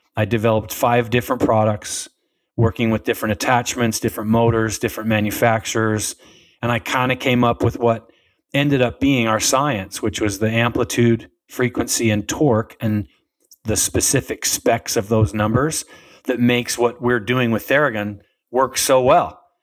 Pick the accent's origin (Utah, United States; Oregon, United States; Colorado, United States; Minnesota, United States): Utah, United States; I grew up in Utah